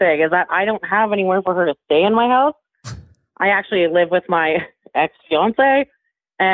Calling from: Castlegar, British Columbia, Canada; I'm calling from a small town of 8,000 people called Castlegar in BC, Canada.

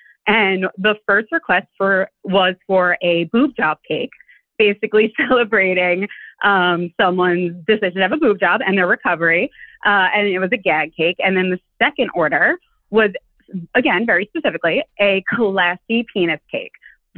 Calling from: New York, United States; I am calling from New York, the Upper West Side.

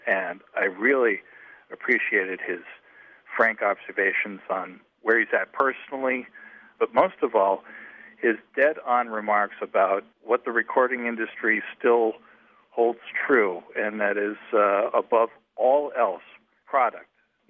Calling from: Newtown, Connecticut, United States; I'm calling from Newtown, Connecticut.

